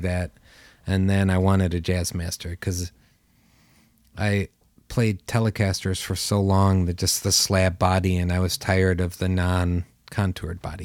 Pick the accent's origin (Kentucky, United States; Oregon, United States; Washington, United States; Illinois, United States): Illinois, United States; Carpentersville; I grew up in Carpentersville, Illinois